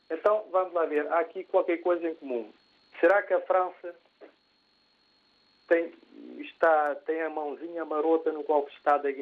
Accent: Cape Verde; eu sou cabo-verdiano. Eu lembro-me que nos anos 70, quando eu estudava em Cabo Verde

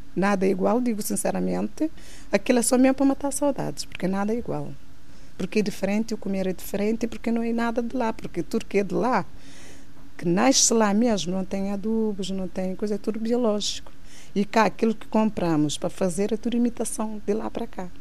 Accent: Santa Catarina, Santiago, Cape Verde; moved away; Nasci em Cabo Verde, Santa Catarina

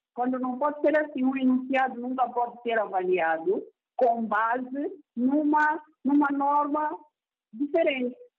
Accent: Mozambique

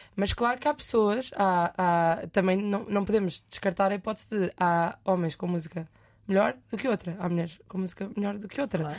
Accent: Leiria, Leiria District, Portugal; also born or lived in France; A única vaga no conservatório em Leiria, que eu sou de Leiria

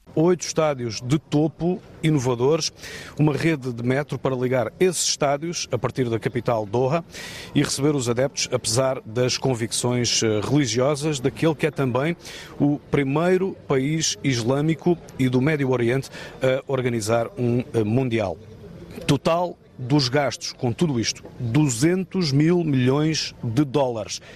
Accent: Algarve, Portugal; moved away; Sou algarvio, de Gema. Adoro o Algarve. É onde me sinto em casa

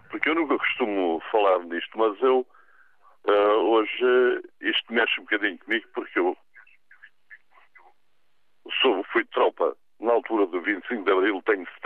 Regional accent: Portugal; also born or lived in Ericeira; Nós somos portugueses, somos todos bons

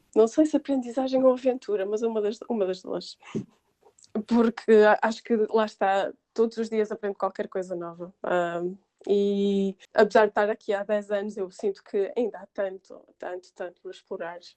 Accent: Porto, Norte, Portugal; moved away as an adult; now in England, United Kingdom; eu sou do Porto

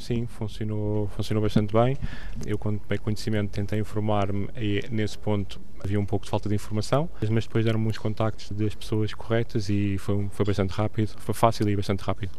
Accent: Lisbon, Portugal; moved away as an adult; also born or lived in United Kingdom / Mexico; nasci em Lisboa e tive cerca de 7 anos fora, no Reino Unido e no, e no México.

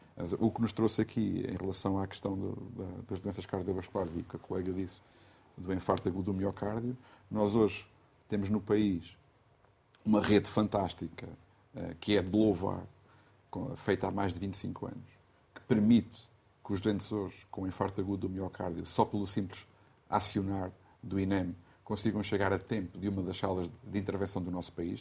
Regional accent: Riachos, Santarém District, Portugal; na minha terra, eu sou de Riacho, é uma, uma terra pequena

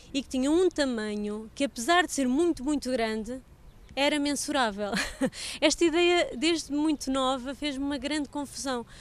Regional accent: Portugal; como pais, como irmãos, como profissionais, como portugueses

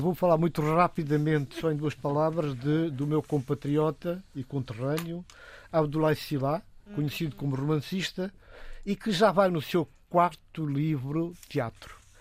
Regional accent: Guinea-Bissau; now in England, United Kingdom

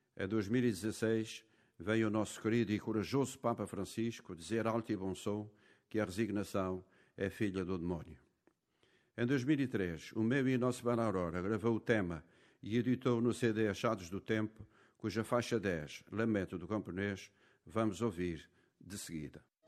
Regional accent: Capelas, Azores, Portugal; moved away; Maranhão das Capelas, Minha Terra Natal

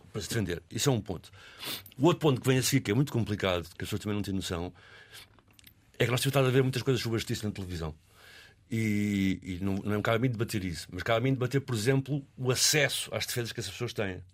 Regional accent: Arco do Cego, Lisbon, Portugal; onde eu cresci, eu estava a dizer um bocado no arco cega

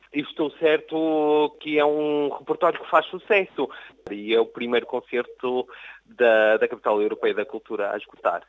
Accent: Portugal; now in France; eu sou português

